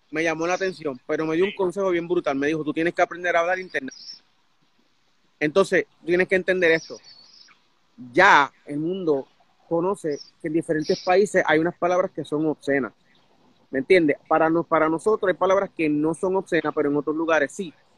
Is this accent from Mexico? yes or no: no; Puerto Rico; now in United States; en Puerto Rico, mi hermano y yo vacilábamos con esa palabra cada rato